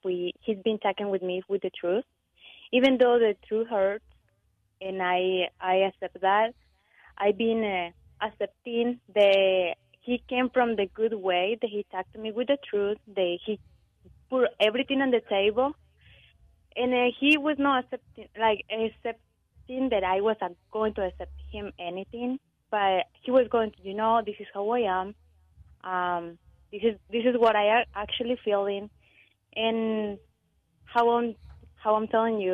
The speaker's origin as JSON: {"language": "English", "country": "Guatemala", "said": "I'm from Guatemala"}